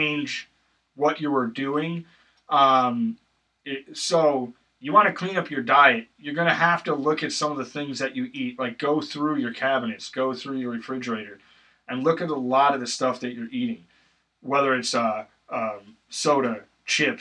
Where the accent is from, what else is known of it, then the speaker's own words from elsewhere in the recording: Wisconsin, United States; I grew up in Wisconsin